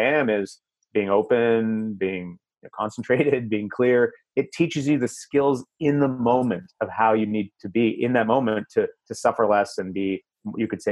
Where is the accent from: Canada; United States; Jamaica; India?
Canada; I'm Canadian